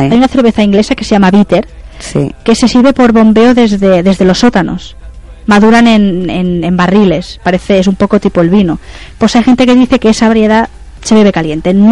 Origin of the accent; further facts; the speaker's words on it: Spain; Esa mm. es otra leyenda. Somos eh